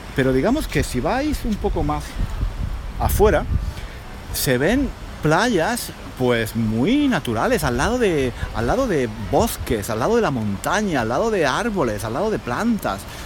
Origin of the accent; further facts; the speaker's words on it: Granada, Andalusia, Spain; moved away; Granada mi ciudad natal